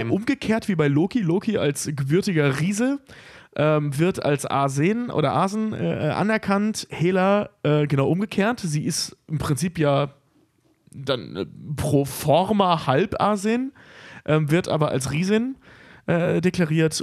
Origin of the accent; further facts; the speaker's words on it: North Rhine-Westphalia, Germany; in den unteren Niederrhein-Regionen, also sprich meiner Heimat